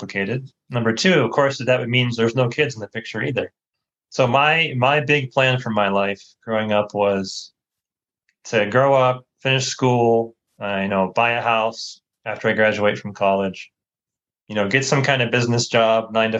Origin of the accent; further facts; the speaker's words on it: United States; moved away as an adult; I grew up in the States, grew up in a Christian home